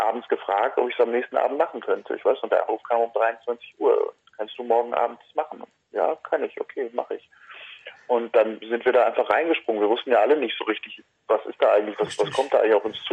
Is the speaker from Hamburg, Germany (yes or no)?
no; Hagen, North Rhine-Westphalia, Germany; in Hagen, in meiner Heimatstadt